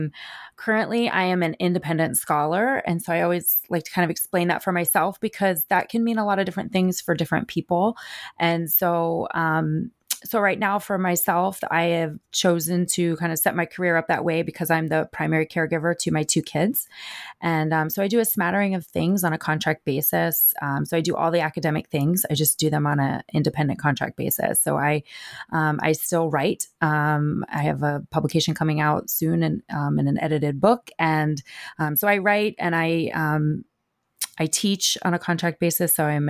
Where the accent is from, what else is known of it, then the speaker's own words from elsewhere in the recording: New Jersey, United States; also born or lived in Kentucky; now in Philadelphia, United States; I am based in the Philadelphia area, and I grew up in North Jersey, and so I'm kind of a Northeastern girl, but I spent many years in the South